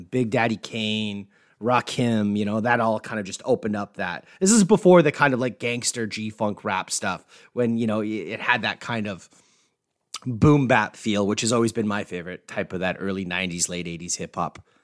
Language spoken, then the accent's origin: English; Canada; being Canadian